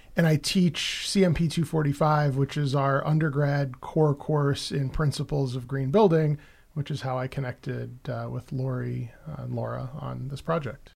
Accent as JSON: {"language": "English", "town": "New York City", "region": "New York", "country": "United States", "tie": "born or raised there", "moved": "yes", "said": "I grew up in the Bronx."}